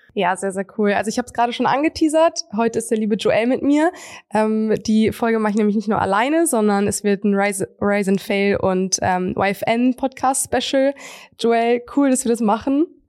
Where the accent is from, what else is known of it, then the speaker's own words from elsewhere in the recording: Münster, North Rhine-Westphalia, Germany; bei uns in Münster